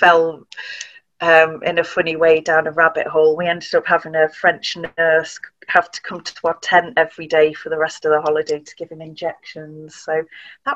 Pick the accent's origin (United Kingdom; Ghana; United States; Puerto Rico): United Kingdom; Tarporley, North West England; So we grew up in Cheshire in a village called Tarpley